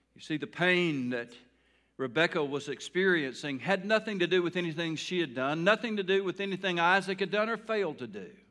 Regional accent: Taylor, United States; I grew up in a town called Taylor

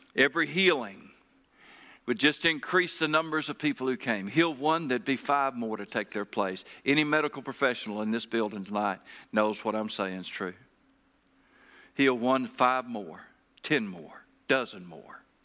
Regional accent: Taylor, Arkansas, United States; my hometown, uh, Taylor, Arkansas.

